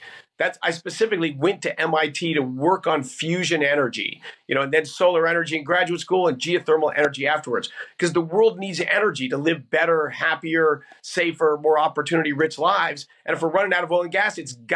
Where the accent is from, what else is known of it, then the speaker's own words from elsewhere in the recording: Denver, Colorado, United States; I grew up here in Denver, Colorado